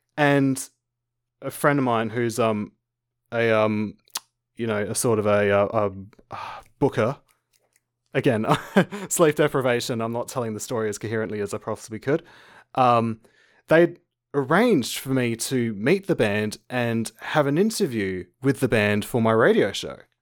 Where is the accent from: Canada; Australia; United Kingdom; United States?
Australia; Adelaide, South Australia; I'm an Australian. I live in Adelaide, South Australia.